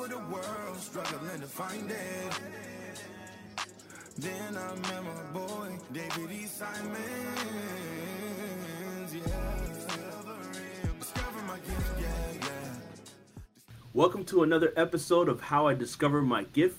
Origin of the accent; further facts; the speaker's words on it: Nigeria; moved away as an adult; now in United States; I was born and raised in Nigeria